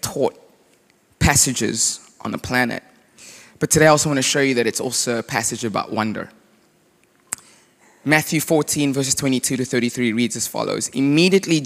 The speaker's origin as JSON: {"language": "English", "country": "South Africa", "tie": "born or raised there", "also_born_or_lived": "United States", "moved": "yes", "lives_now": "Charlotte, United States", "said": "I grew up in South Africa. Yes, I currently live in America"}